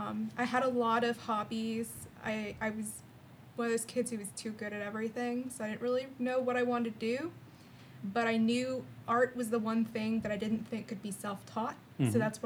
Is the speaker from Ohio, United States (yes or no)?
no; West Palm Beach, Florida, United States; I grew up in South Florida. Mm-hmm. It's like West Palm area. Kind of a weird place.